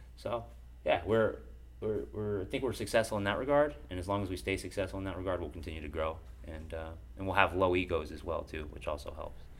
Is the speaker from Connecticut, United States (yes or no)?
yes; Bridgeport, Connecticut, United States; also born or lived in Dover, Delaware; I came with my mom to Bridgeport and I lived in Bridgeport for most of my younger years